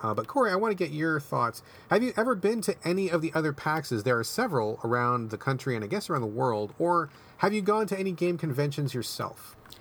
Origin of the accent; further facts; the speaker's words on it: Seattle, Washington, United States; my hometown of Seattle